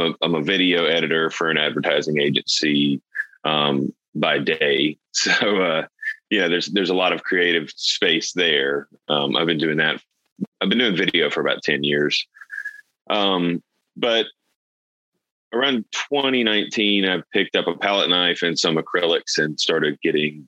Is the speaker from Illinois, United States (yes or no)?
no; Vicksburg, Mississippi, United States; now in Jackson, United States; I grew up in Vicksburg, Mississippi.